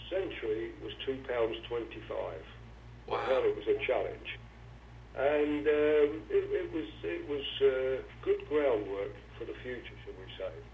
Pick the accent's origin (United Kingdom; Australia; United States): United Kingdom; London; I was born in London.